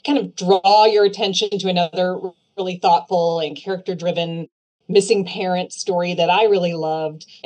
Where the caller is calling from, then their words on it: Leawood, Kansas, United States; I'm coming from My Barnes & Noble in Leawood, Kansas, and I am going to recommend a book today